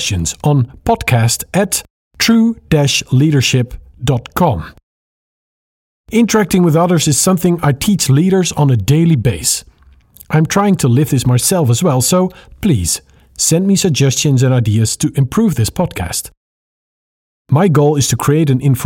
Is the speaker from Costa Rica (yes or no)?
no; Netherlands; English is a second language; I'm speaking to you from the Netherlands. It's this tiny little country that nobody knows unless you tell them our capital city is Amsterdam